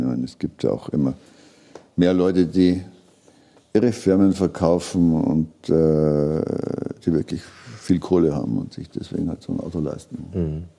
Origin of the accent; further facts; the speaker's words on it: Regensburg, Bavaria, Germany; ich komme aus Regensburg